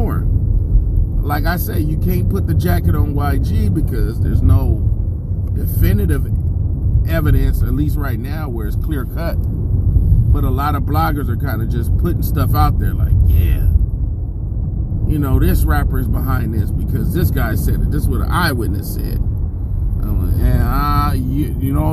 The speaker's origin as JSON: {"language": "English", "town": "Inglewood", "region": "California", "country": "United States", "said": "I'm from Inglewood"}